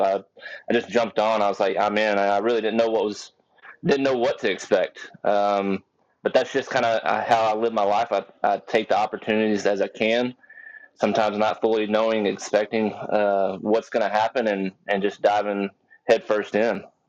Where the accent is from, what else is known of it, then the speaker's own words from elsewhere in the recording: Texas, United States; I'm from Texas. Uh, 32 years old, and you know I, have I've been around guns my whole life since I was a little kid. Uh, grew up out on a farm